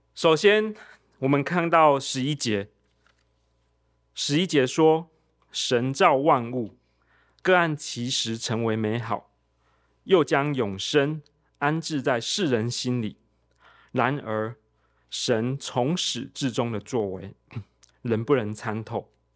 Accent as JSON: {"language": "Chinese", "region": "Tainan", "country": "Taiwan", "tie": "born or raised there", "said": "我在台南长大"}